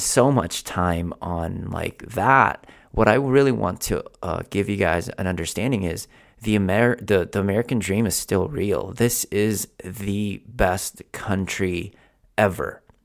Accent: Philippines; now in United States; I was born in Philippines, where um, literally my house was the size of my office, and the the house that I that I lived in literally was one of those stilts

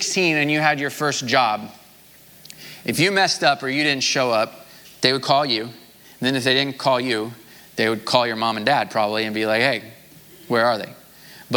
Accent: Missouri, United States; I'm from Missouri

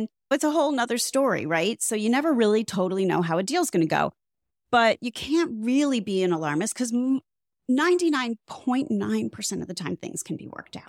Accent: Midwest, United States; now in South Florida, United States; from the Midwest, but which is probably why I don't live in the Midwest anymore.

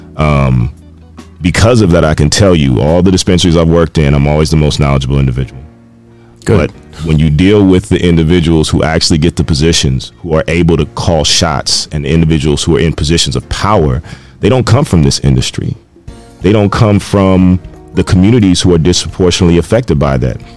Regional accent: Carson, California, United States; moved away; I also am from uh, California. I grew up in Carson, right next to Compton.

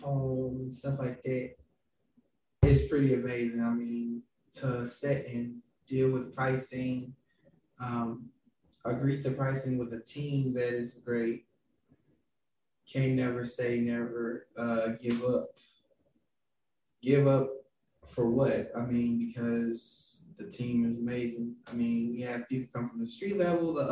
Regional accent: St. Louis, Missouri, United States; I grew up in West St. Louis City with a mother who passed on about 8 years ago

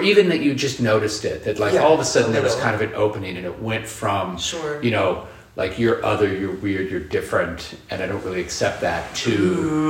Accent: Omaha, Nebraska, United States; moved away; I grew up in a red state. I grew up in Omaha

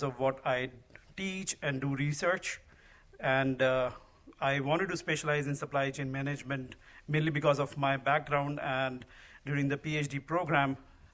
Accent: India; moved away as an adult; also born or lived in Dallas, Texas; now in United States; I grew up in India

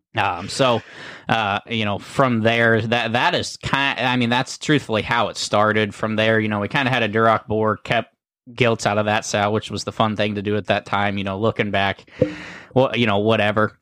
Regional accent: Uhrichsville, Ohio, United States; we're from Uricksville, Ohio

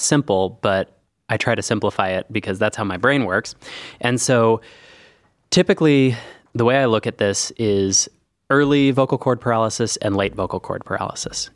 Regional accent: Northern California, United States; moved away as an adult; now in Cleveland, United States; I grew up in Northern California

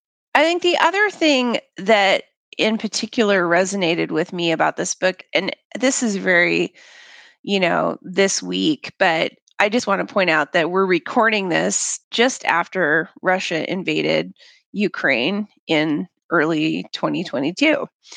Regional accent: Papua New Guinea; But that said, I'm a third culture kid. I grew up in Papua New Guinea

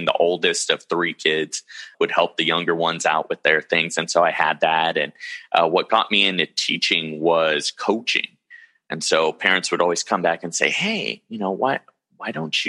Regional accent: Modesto, California, United States; also born or lived in San Luis Obispo, California; Born and raised in Modesto, California, and still in Modesto, California

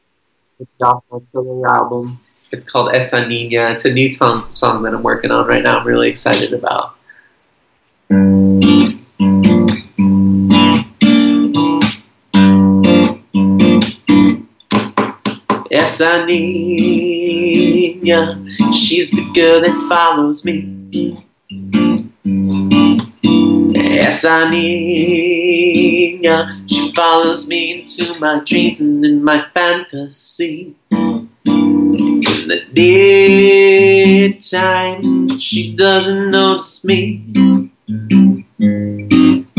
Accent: Florida, United States; I'm Brazilian. I was born in Florida, but both my parents are Brazilian. My whole family's Brazilian

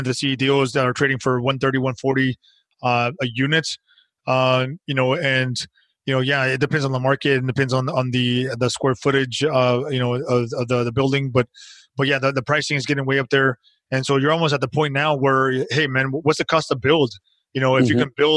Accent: United States; We're American

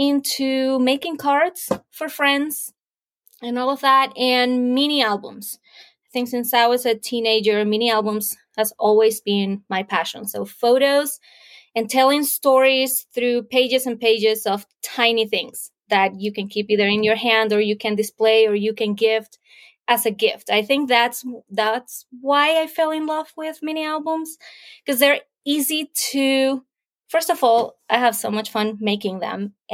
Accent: Venezuela; now in United States; I was, born and raised in Venezuela

